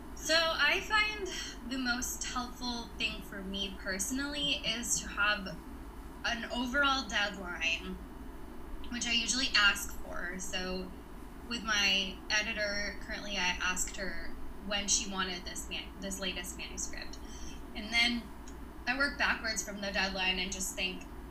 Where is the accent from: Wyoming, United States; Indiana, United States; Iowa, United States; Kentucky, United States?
Kentucky, United States; moved away as an adult; also born or lived in Nashville, Tennessee; I'm, I'm from Kentucky originally.